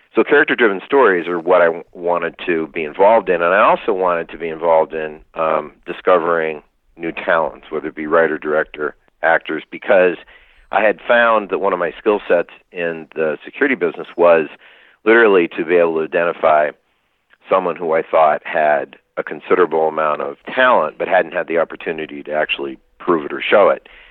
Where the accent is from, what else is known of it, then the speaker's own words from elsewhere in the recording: near Lake Wallenpaupack, Pennsylvania, United States; I was raised near Lake Wallenpaupack in right. Pennsylvania.